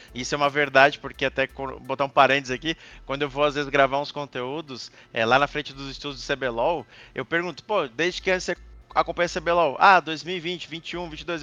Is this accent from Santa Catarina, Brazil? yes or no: yes; Santa Catarina, Brazil; also born or lived in Rio Grande do Sul; Eu nasci no Rio Grande do Sul, mas eu sempre morei em Santa Catarina, então me considero né, praticamente catarinense do que gaúcho